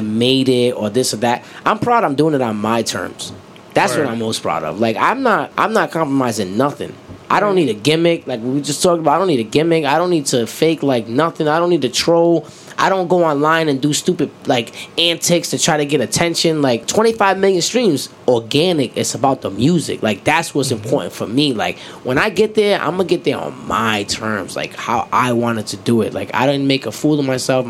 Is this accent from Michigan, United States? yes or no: no; Rhode Island, United States; also born or lived in Atlanta; I'm from Rhode Island